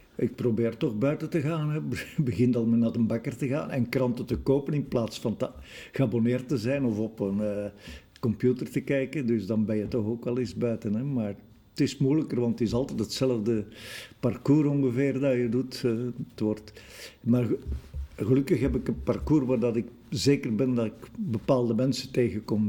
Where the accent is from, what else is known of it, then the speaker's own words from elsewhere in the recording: Brussels, Brussels-Capital Region, Belgium; wij als Brusselaars